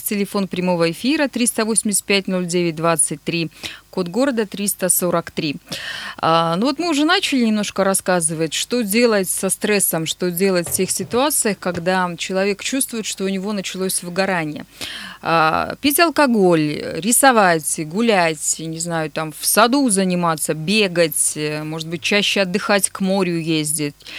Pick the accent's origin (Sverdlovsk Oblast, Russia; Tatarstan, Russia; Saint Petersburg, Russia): Sverdlovsk Oblast, Russia; Nizhny Tagil; мой родной город